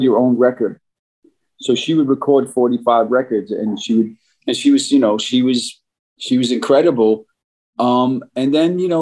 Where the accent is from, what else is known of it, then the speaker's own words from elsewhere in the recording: New York City, New York, United States; also born or lived in Flatbush, Brooklyn / Bay Ridge, Brooklyn; growing up in Brooklyn, born in Flatbush Church in Troy. My mother grew up in, she was born and raised in Bay Ridge. We moved back to Bay Ridge when I was 10.